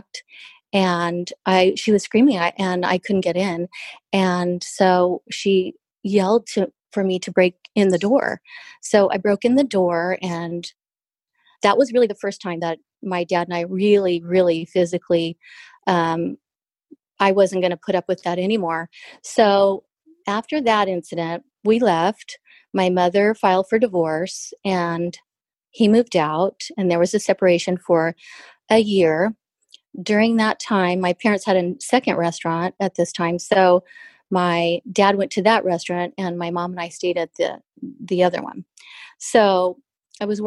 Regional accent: Southern California, United States; We moved down to Southern California

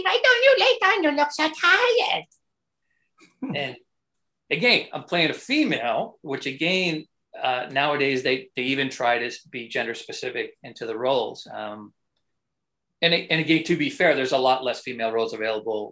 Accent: Canada; as a Canadian

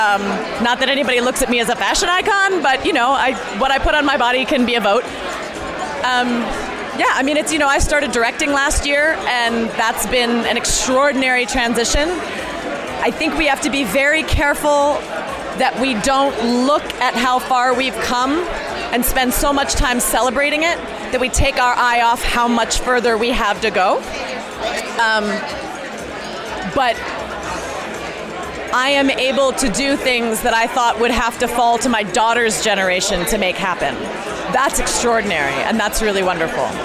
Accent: Hawaii, United States; like I come from Hawaii, and like the day I get to celebrate a native Hawaiian female filmmaker who's being given a giant voice and a platform

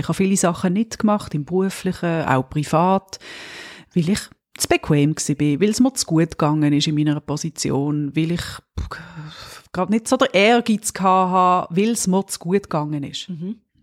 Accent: Switzerland; als Schweizerin

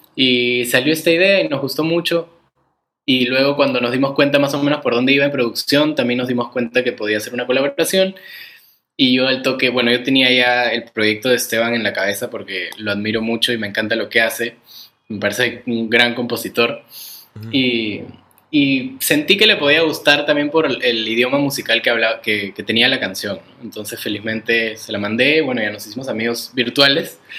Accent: Peru; soy peruano

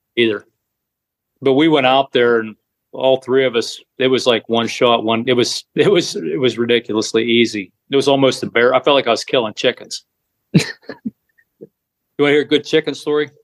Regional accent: New Castle, Pennsylvania, United States; I am from Newcastle, Pennsylvania.

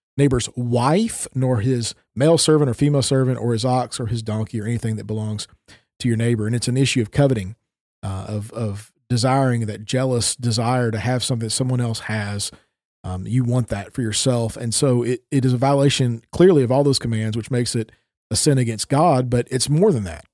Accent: Tennessee, United States; moved away as an adult; now in Minnesota, United States; I haven't grown up in Tennessee for, you know, twenty-four years and then moving up to the northern regions of the United States

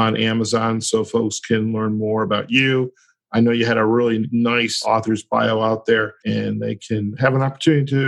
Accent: Detroit, Michigan, United States; my hometown, Detroit

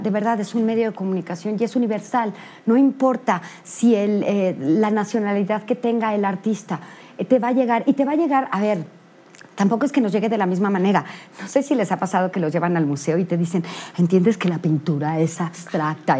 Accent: Mexico; como mexicanos

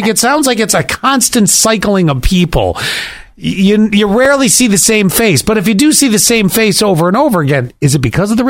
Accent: Buffalo, New York, United States; growing up in Buffalo

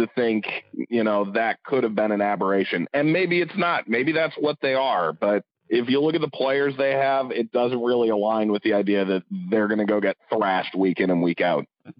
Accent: Cleveland, Ohio, United States; I'm from Cleveland.

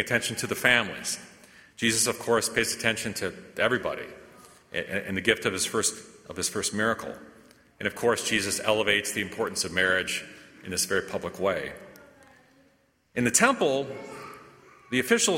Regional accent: United States; as American Catholics

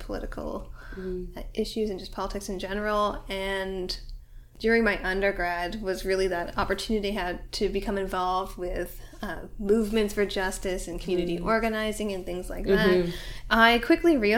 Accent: Ottawa, Ontario, Canada; now in Toronto, Canada; I was born in Ottawa, currently live in Toronto

